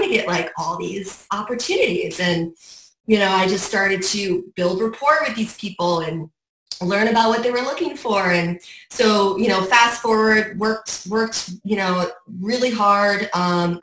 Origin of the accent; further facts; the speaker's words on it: Saratoga Springs, New York, United States; moved away as an adult; also born or lived in Miami; I have been born and raised in Saratoga Springs. Grew up there, was born in Saratoga Hospital, went to Saratoga High